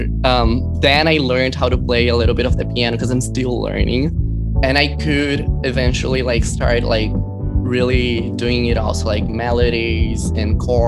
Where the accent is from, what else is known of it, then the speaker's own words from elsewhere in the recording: Brazil; now in Los Angeles, United States; I was born in Brazil